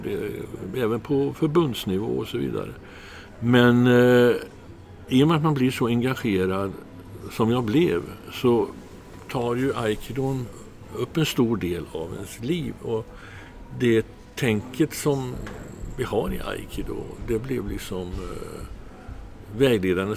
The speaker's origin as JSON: {"language": "Swedish", "town": "Trollhättan", "region": "Västra Götaland", "country": "Sweden", "also_born_or_lived": "Gothenburg", "moved": "yes", "said": "jag är inte från Göteborg egentligen, jag är från Trollhättan"}